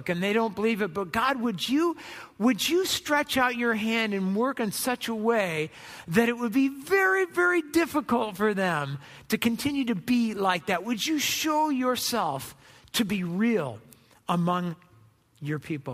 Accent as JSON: {"language": "English", "region": "Southern California", "country": "United States", "tie": "born or raised there", "said": "I grew up in Southern California."}